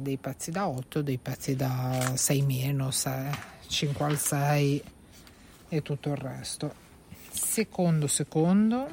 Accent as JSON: {"language": "Italian", "town": "Genoa", "region": "Liguria", "country": "Italy", "said": "siamo genovesi"}